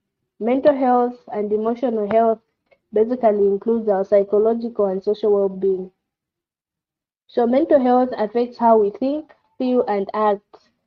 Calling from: Solwezi, North-Western Province, Zambia; I'm speaking from Solwezi.

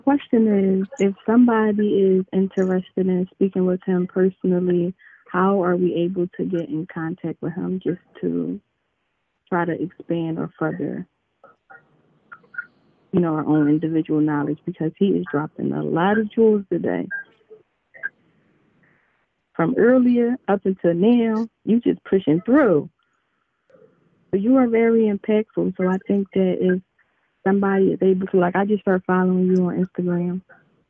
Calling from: Philadelphia, Pennsylvania, United States; I'm calling from Philadelphia.

